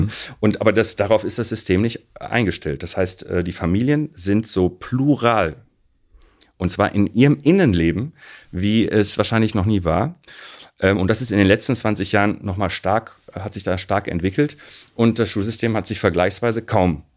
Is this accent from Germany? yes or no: yes; Recklinghausen, North Rhine-Westphalia, Germany; ich bin in Recklinghausen aufgewachsen